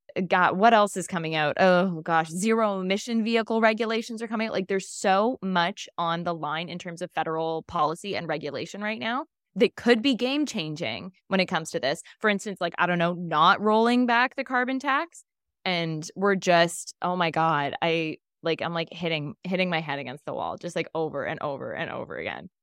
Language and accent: English; Ontario, Canada; We're from Ontario